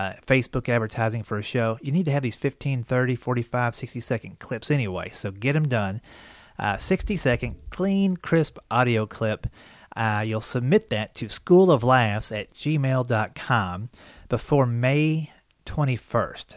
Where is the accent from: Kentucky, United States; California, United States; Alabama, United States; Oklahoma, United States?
Kentucky, United States; Versailles; also born or lived in West Virginia; I grew up in Versailles, Kentucky